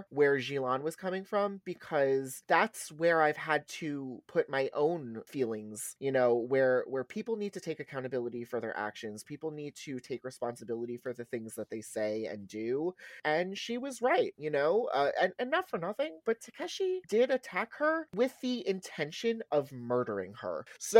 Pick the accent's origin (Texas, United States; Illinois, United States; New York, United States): New York, United States; New York City; I grew up in Brooklyn, and my family is very loud, very strong Brooklyn Italian mindset.